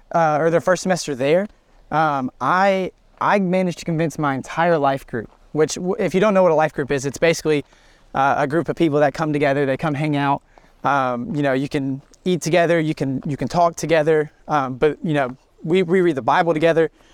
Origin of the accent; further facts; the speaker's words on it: Trussville, Alabama, United States; also born or lived in Australia; I grew up in Trustville